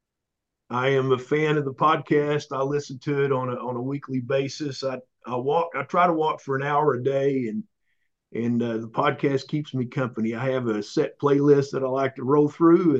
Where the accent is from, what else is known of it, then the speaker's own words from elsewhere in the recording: Oklahoma, United States; I grew up in Oklahoma.